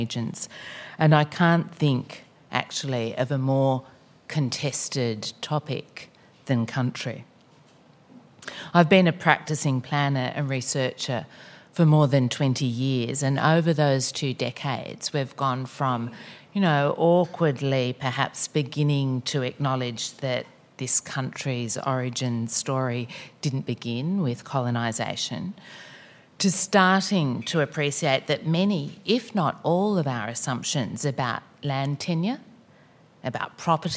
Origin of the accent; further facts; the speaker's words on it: Northern Rivers, New South Wales, Australia; now in Sydney, Australia; Bundjalung country, where I grew up in the Northern Rivers of New South Wales